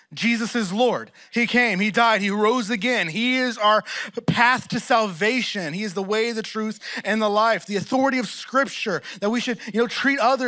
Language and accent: English; Texas, United States; moved away as an adult; also born or lived in Oklahoma; now in Philadelphia, United States; I'm from Texas